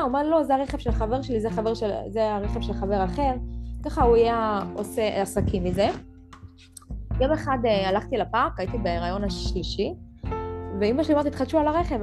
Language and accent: Hebrew; Central Israel, Israel; אני בת 33 ממרכז הארץ